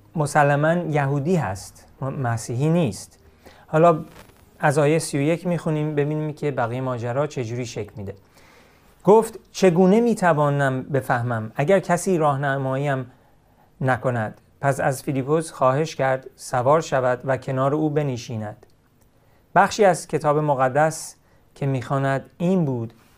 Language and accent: Persian; Iran; من همیشه ایرانی هستم